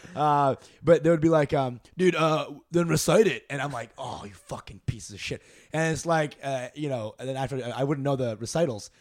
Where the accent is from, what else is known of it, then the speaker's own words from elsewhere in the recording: Dallas, Texas, United States; also born or lived in Canada / New Jersey; Dallas is where my, most of my life happened. So, like, fourth grade to end of college, I was there in Dallas.